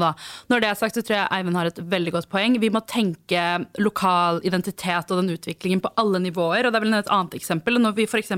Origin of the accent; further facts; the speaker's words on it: Oslo, Norway; Jeg vokste opp på Rødtvet, og nærmeste sentrum var da Kalbakken.